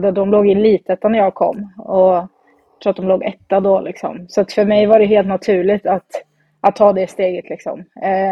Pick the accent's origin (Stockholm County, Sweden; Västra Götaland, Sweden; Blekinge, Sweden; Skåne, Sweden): Västra Götaland, Sweden; Falköping; Eh, jag började spela när jag var 11 år eh, och då började jag spela i Falköpings Kick, mm. eh, där jag kommer ifrån. Och spelade där tills jag var, tog studenten.